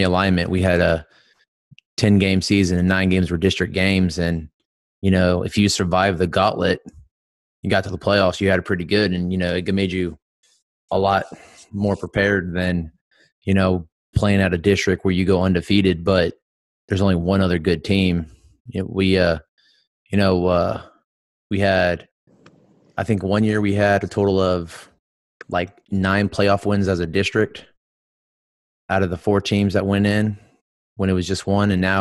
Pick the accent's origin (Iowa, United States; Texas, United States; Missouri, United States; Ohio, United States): Texas, United States; Houston; I grew up in Spring Branch, so I grew up in actual Houston.